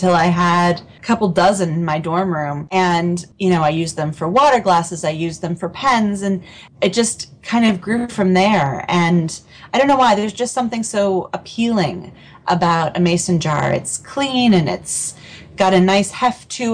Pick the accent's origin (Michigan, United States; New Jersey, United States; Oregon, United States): Oregon, United States; Portland; I grew up in Portland, Oregon